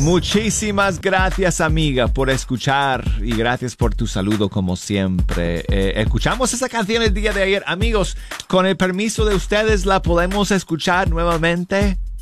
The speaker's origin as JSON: {"language": "Spanish", "town": "Denver", "region": "Colorado", "country": "United States", "tie": "born or raised there", "said": "Mi ciudad natal, Denver, Colorado"}